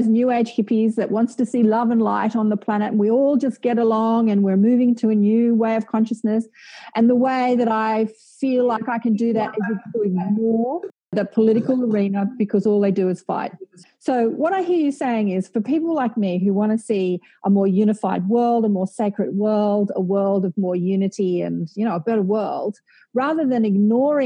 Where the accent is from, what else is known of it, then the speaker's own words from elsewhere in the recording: Australia; I say our being Australian